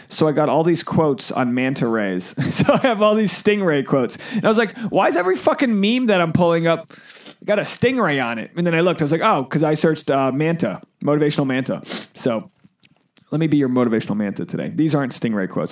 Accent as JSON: {"language": "English", "town": "Boston", "region": "Massachusetts", "country": "United States", "said": "I'm from the Boston area, New England"}